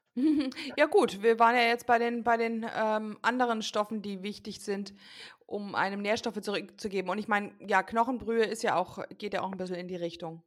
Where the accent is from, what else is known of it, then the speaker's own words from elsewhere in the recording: United States; moved away; ich bin ja selbst gebürtige Amerikanerin